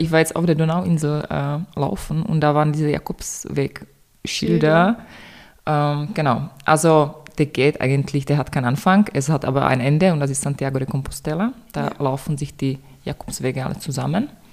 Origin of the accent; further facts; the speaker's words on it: Czechia; German is a second language; moved away as an adult; now in Vienna, Austria; ich komme ursprünglich aus Tschechien. Ich bin 2015 nach Wien gezogen, eigentlich nur für ein Semester Germanistik und seitdem bin ich hier